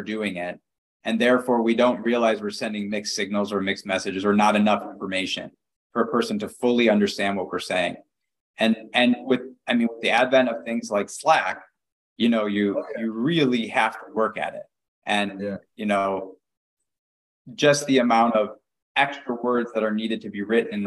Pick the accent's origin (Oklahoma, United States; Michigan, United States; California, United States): Michigan, United States; Detroit; I grew up in the suburbs of Detroit, Michigan